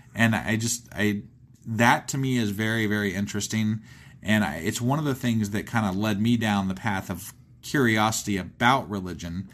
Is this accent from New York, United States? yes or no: no; Ohio, United States; I'm from Ohio